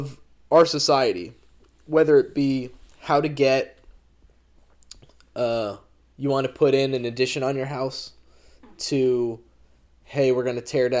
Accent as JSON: {"language": "English", "region": "New Jersey", "country": "United States", "said": "we're from New Jersey"}